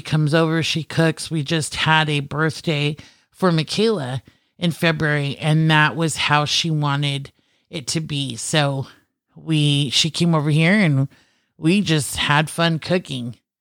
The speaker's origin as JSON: {"language": "English", "country": "Philippines", "said": "being Filipino, cooking and food is a huge Everything. part of my culture"}